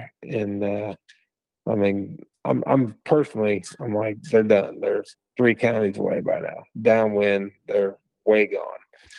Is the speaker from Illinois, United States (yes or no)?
yes; Illinois, United States; now in Missouri, United States; I grew up in Illinois, and when I was there, we didn't have any turkeys. None. When I grew up, I didn't have turkeys, so I went to college here in Missouri in 95.